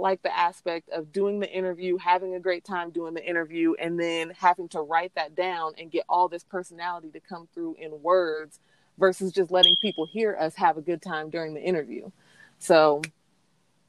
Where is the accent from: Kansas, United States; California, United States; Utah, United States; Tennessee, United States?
Kansas, United States; Arkansas City; moved away; I was born and raised in Ark City, Kansas